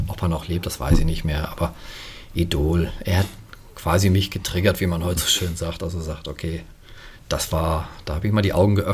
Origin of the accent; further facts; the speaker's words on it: Germany; Aber als Deutscher stand ja auch wieder Militär